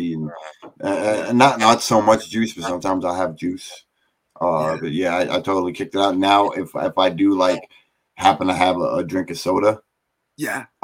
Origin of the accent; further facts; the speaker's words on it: United States; I'm an American